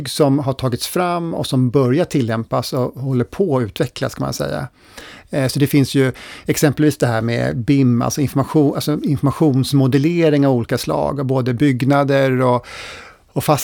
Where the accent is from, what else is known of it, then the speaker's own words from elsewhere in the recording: Sweden; Skulle hela jordens befolkning använda lika mycket resurser som vi svenskar, då skulle vi behöva fyra jordklot.